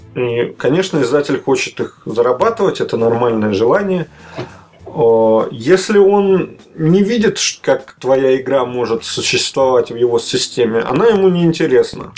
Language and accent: Russian; Moscow, Russia; also born or lived in Kaliningrad / Minsk; Москва мой родной город.